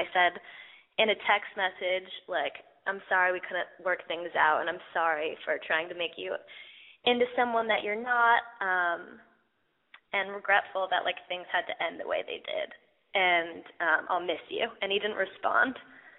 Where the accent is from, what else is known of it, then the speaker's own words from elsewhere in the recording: Los Angeles, California, United States; now in New York, United States; I'm from Los Angeles, but I'm in New York right now.